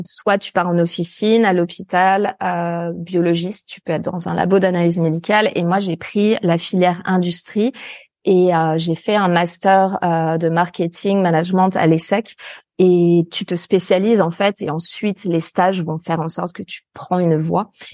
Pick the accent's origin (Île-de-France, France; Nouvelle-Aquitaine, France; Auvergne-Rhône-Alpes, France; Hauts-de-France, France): Auvergne-Rhône-Alpes, France; near Lyon; also born or lived in Paris; là où je suis actuellement, d'ailleurs, c'est en pleine nature, en fait, euh, à la campagne, alors proche d'une ville un peu plus grande euh, qui est euh, Lyon